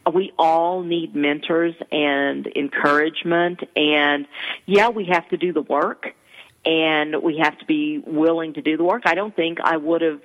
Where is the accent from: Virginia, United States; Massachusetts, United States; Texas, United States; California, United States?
Texas, United States; East; I'm from East Texas and my T's sound like D's